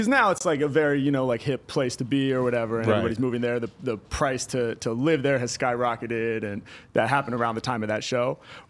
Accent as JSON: {"language": "English", "town": "Portland", "region": "Oregon", "country": "United States", "tie": "born or raised there", "moved": "as an adult", "lives_now": "Los Angeles, United States", "said": "Yeah, I'm from Portland, Oregon, originally. Born and raised there. And then came down to L.A., in 2008"}